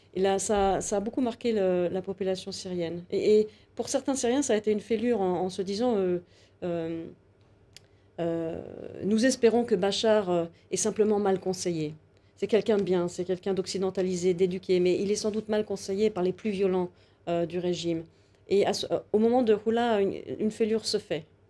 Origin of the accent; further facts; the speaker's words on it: France; je suis une femme, je suis française, je suis une occidentale